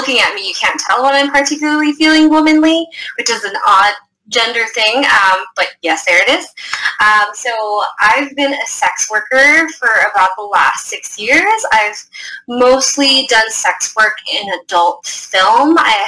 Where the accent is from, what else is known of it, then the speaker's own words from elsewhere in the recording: New York, United States; My parents both came from the Philippines separately, met in the States. I'm a New Yorker. I was born in New York, but I am Filipino or Filipinx